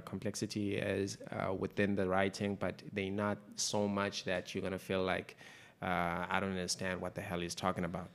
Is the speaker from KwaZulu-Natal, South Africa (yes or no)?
yes; Umzimkhulu, KwaZulu-Natal, South Africa; also born or lived in Eastern Cape; I grew up in Mzimkhulu for the most part